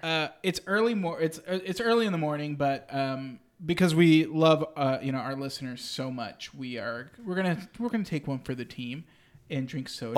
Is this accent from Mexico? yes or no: yes; Mexico; moved away; Takes me back to my childhood. Takes me back to Mexico.